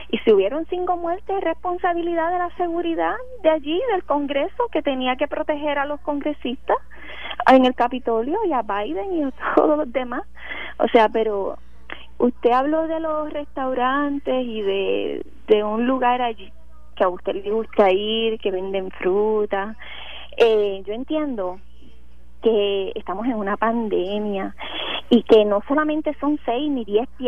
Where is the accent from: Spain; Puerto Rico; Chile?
Puerto Rico; los temas que más importantes que están ocurriendo en mi país de Puerto Rico, no en Estados Unidos